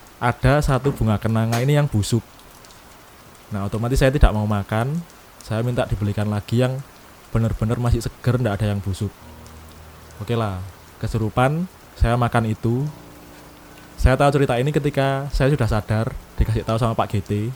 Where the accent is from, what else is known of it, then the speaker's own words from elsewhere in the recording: East Java, Indonesia; Kota saya ini kota B, di Jawa Timur